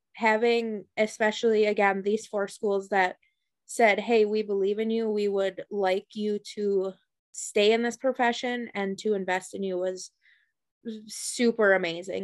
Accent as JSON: {"language": "English", "town": "Fort Atkinson", "region": "Wisconsin", "country": "United States", "tie": "born or raised there", "said": "I am from Fort Atkinson, Wisconsin. So I graduated uh, K through 12. I went there"}